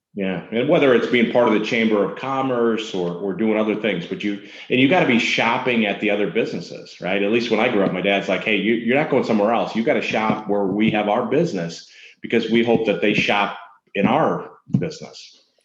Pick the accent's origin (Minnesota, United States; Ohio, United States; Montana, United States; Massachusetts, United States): Minnesota, United States; I'm from Minnesota